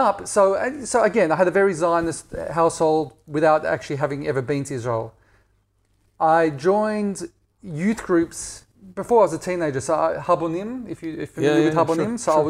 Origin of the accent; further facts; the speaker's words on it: Perth, Western Australia, Australia; So living in Perth was idyll